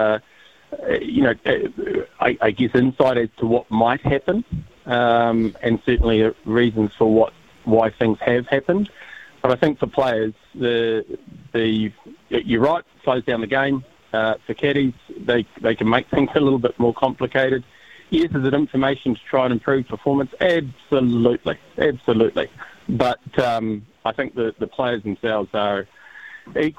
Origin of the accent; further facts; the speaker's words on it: New Zealand; I'm a New Zealander of Māori descent